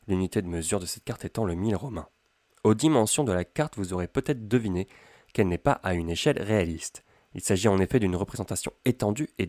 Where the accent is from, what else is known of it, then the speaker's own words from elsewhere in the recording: Amiens, Hauts-de-France, France; Je suis originaire d'Amiens, dans la Somme, et je souhaiterais emprunter le cursus publicus pour me rendre à Rome